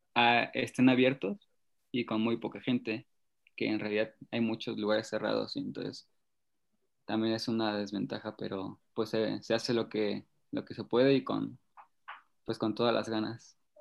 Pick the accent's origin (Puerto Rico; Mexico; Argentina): Mexico; Temoaya, State of Mexico; mi papá nos llevó un día a una concentración para que estaban haciendo para Beijing, al centro ceremonial de Tomí, que es un centro donde se concentran muchos boxeadores y marchistas, aquí en Temoaya